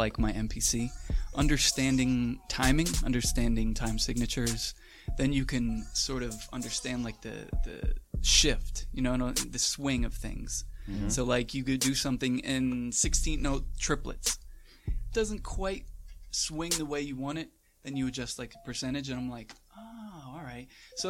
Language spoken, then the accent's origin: English; Manahawkin, New Jersey, United States; Manahawkin is the name. It's the mainland of Long Beach Island.